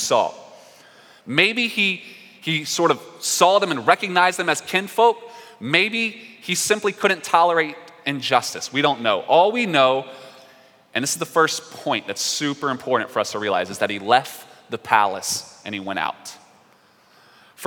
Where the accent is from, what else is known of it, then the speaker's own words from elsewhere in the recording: North Carolina, United States; I'm from North Carolina.